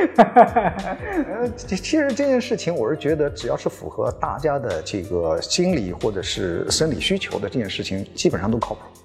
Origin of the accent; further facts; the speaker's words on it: China; 我们中国人总是 有一些传统的概念影响着我们的生活